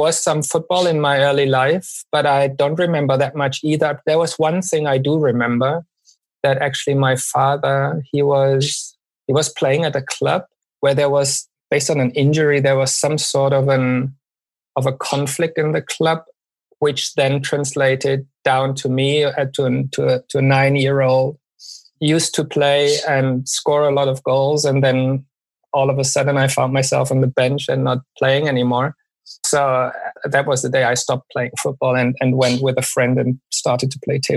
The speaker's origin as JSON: {"language": "English", "town": "Stuttgart", "region": "Baden-Württemberg", "country": "Germany", "tie": "born or raised there", "also_born_or_lived": "Black Forest / Bochum / Medellin, Colombia", "moved": "as an adult", "said": "settled in relatively close to Stuttgart for the rest of my childhood"}